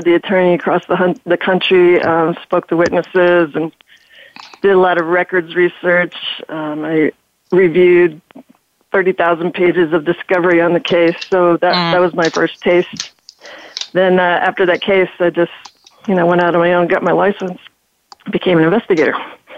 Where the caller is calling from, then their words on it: Reno, Nevada, United States; I'm calling from Reno, Nevada.